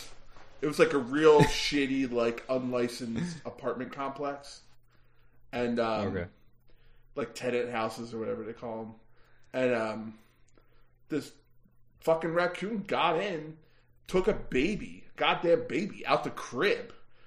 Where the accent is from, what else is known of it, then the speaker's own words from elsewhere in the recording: Idaho, United States; We're from Idaho.